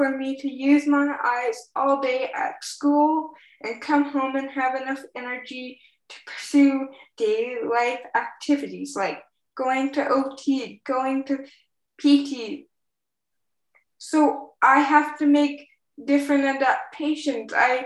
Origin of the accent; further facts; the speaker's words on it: Edmonton, Alberta, Canada; now in British Columbia, Canada; I was born in Edmonton, Alberta